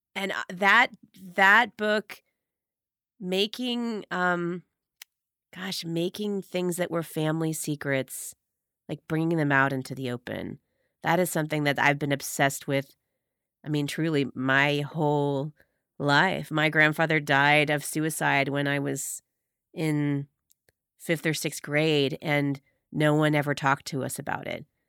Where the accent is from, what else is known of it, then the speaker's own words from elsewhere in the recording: Medina, Ohio, United States; I grew up in Medina, Ohio, four four two five six